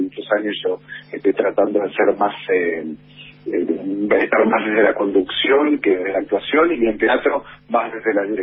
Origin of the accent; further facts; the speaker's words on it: Argentina; also born or lived in Colombia; Y encima nosotros tenemos un acento muy marcado, muy imperativo.